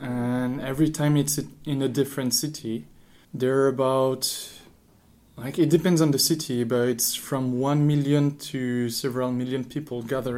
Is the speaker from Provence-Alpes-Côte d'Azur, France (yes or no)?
yes; Marseille, Provence-Alpes-Côte d'Azur, France; accent: French; English is a second language; moved away as an adult; now in Tokyo, Japan; I'm from Marseille, in the south of France. It's a nice town nearby the sea.